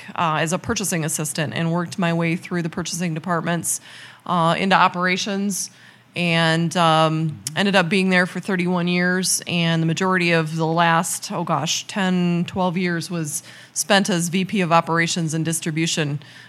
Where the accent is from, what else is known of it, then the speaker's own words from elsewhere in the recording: Winslow, Illinois, United States; And I'm actually from Winslow, so I'm just across, or was just across the state line. Grew up on a small farm.